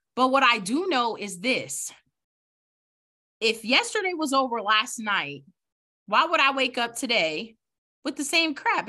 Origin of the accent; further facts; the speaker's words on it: New York City, New York, United States; I'm from the Bronx, New York